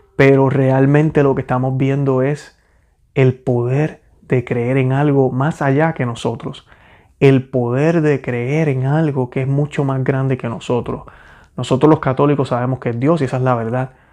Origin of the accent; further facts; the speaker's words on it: Puerto Rico; moved away as an adult; yo soy puertorriqueño